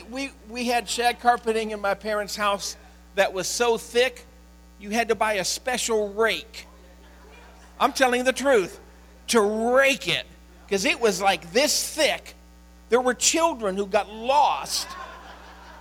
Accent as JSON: {"language": "English", "town": "Cleveland", "region": "Ohio", "country": "United States", "tie": "born or raised there", "said": "I grew up in the Cleveland area"}